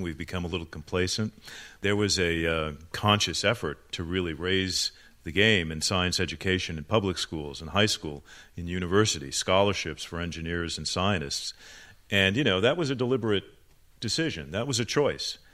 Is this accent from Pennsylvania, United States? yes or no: no; Phoenix, Arizona, United States; also born or lived in Chicago, Illinois; I was born in Chicago, but when I was uh, seven years old, my family moved to Phoenix, Arizona